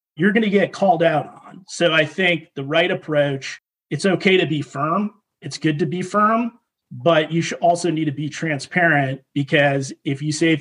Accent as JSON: {"language": "English", "town": "Boston", "region": "Massachusetts", "country": "United States", "tie": "born or raised there", "said": "I grew up in Boston"}